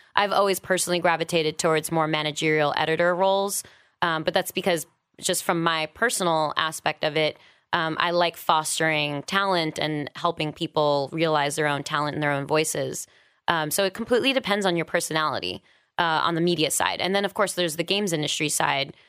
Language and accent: English; New York City, New York, United States; moved away as an adult; also born or lived in San Francisco; now in Los Angeles, United States; I am from New York originally, born and raised. Didn't leave until I was about twenty-seven